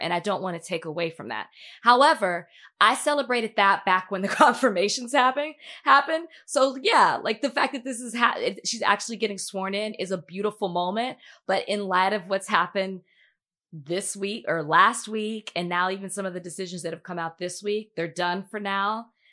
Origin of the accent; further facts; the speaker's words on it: Dallas, Texas, United States; moved away; I'm a black woman. I'm from Dallas